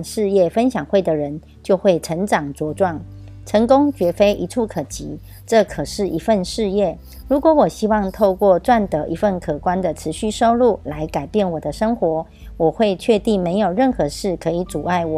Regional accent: Miaoli County, Taiwan; 我是苗栗的

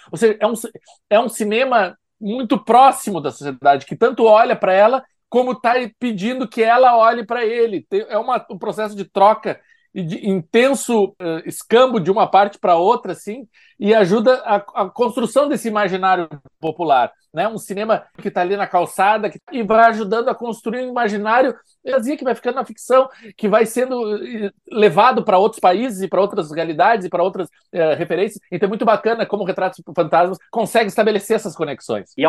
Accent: Recife, Pernambuco, Brazil; sou de Recife, mas já estive lá por causa do CinePé.

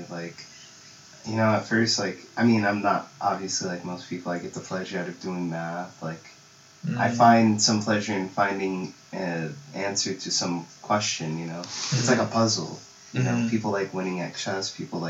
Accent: Lake Elsinore, California, United States; also born or lived in Pomona, California; I actually grew up in, like, Elsinore from, like, the age of 4 till 18. Then I came out to Pomona because college

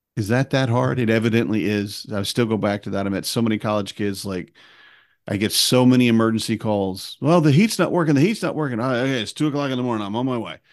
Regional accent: Wisconsin, United States; we were growing up in Wisconsin

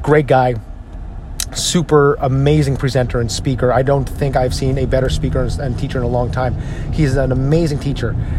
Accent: New Jersey, United States; I'm from New Jersey.

